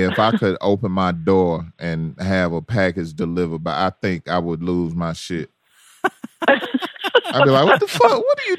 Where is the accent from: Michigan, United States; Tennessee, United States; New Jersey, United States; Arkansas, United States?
Tennessee, United States; Memphis; Fellow Memphian, although I did not know her during her times in Memphis, but she is from my hometown.